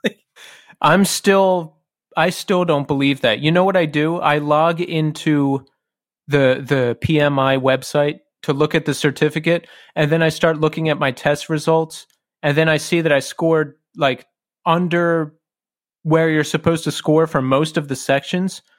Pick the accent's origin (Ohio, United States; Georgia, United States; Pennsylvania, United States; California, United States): Pennsylvania, United States; Bucks County; we both grew up in Bucks County, Pennsylvania